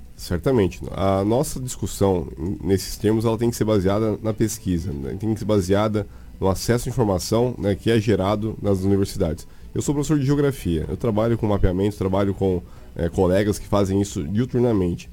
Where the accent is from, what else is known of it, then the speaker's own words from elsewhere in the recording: São Paulo, Brazil; moved away as an adult; now in Mato Grosso, Brazil; Tenho vivência no estado de Mato Grosso né, há oito anos, sou de São Paulo, né, vim para cá